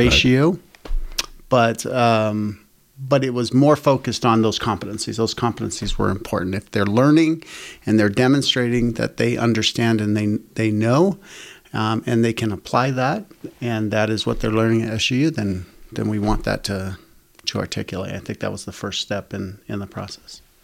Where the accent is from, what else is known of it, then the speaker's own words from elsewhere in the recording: Boston, Massachusetts, United States; moved away as an adult; also born or lived in California / Mesquite, Nevada; now in Utah, United States; I grew up in Boston or surrounding areas, Massachusetts, a long, long ways away from here